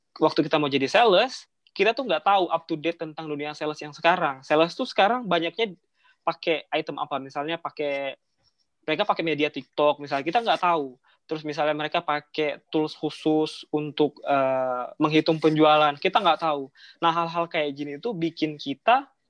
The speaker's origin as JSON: {"language": "Indonesian", "country": "Indonesia", "tie": "born or raised there", "moved": "yes", "said": "saya tuh awal dari kampung tuh eh, saya kota saya rumah saya itu sekitar enam jam lagi dari Palembang naik kereta"}